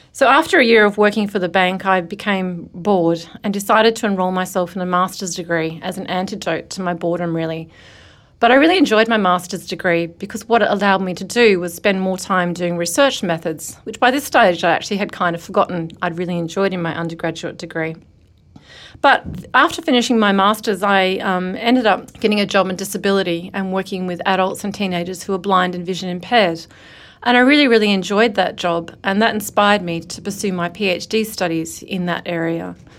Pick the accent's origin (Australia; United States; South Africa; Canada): Australia; as an Australian